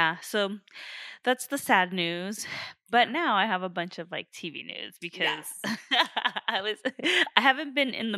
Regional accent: Riverside, California, United States; So are we.

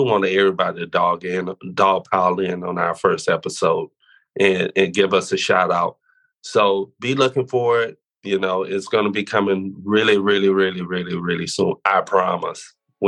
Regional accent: the South, United States; Now, see, I grew up in the Pentecostal Kojic. That's what we used to do.

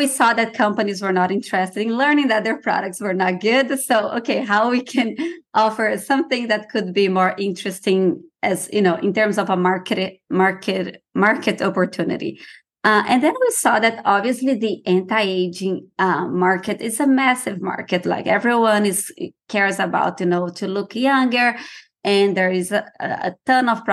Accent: Brazil; moved away; I'm originally from Brazil

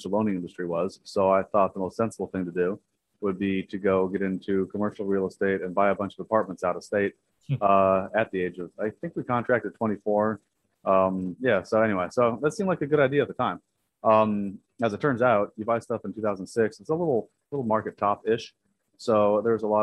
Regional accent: San Diego, California, United States; moved away as an adult; now in Dallas, United States; I'm from San Diego

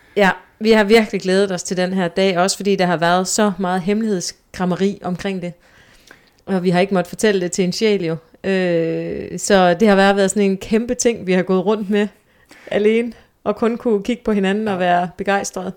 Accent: Skørping, North Denmark Region, Denmark; moved away as an adult; also born or lived in Aalborg; now in Copenhagen, Denmark; jeg er født i Nordjylland. Øhm, lige uden for Aalborg og har boet i det meste af, af, af min barndom og ungdomsliv i en lille by, der hedder Skørping.

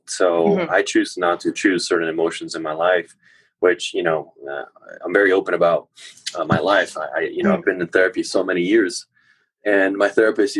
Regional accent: Chile; now in United States; when I was growing up in Chile

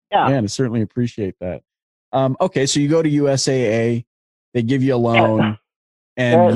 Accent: Canada; I'm Canadian

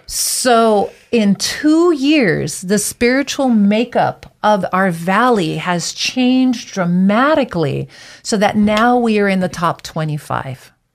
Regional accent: Big Island of Hawaii, United States; moved away as an adult; also born or lived in Twin Falls, Idaho; now in Boise, United States; I was born and raised on the Big Island of Hawaii

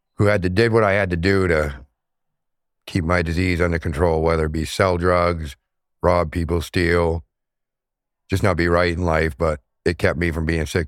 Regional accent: Portland, Maine, United States; now in Auburn, United States; I'm from Portland, Maine. I now live in Auburn, Maine.

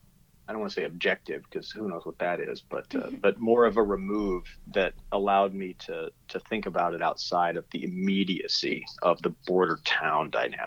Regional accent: Las Cruces, New Mexico, United States; moved away as an adult; also born or lived in California / Boston / Chicago; now in Texas, United States; I grew up there. I grew up down in Las Cruces, New Mexico, so not on the border, but definitely within the border zone, mm-hmm. and squarely in the, you know, in the belly of what we call the Southwest.

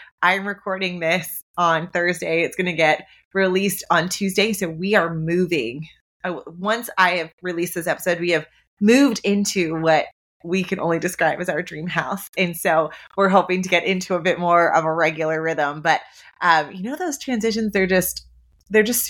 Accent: Ontario, Canada; moved away; I'm a Canadian. My husband and I, Nick, who was on the podcast a couple of weeks ago, we are from Ontario

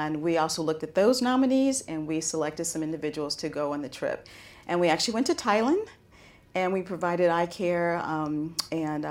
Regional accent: United States; as an American

